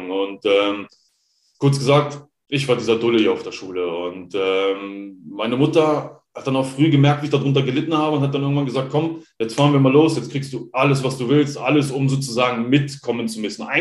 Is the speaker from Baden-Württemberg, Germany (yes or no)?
no; Hanover, Lower Saxony, Germany; Also ja. ich komme ursprünglich aus Hannover.